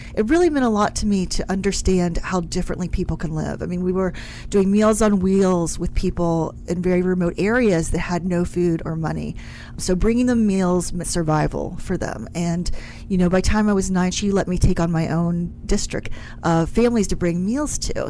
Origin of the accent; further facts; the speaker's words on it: West Virginia, United States; moved away; I'm originally from West Virginia, so over the hills and through the valley in a very small little town